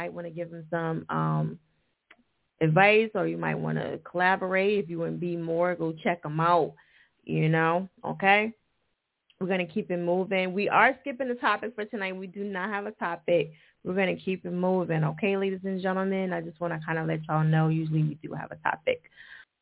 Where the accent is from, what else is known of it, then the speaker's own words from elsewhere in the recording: New Jersey, United States; that's my home state